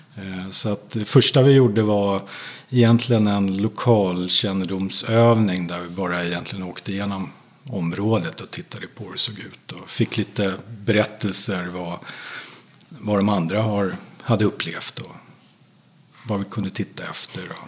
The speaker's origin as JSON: {"language": "Swedish", "country": "Sweden", "said": "mig som svensk"}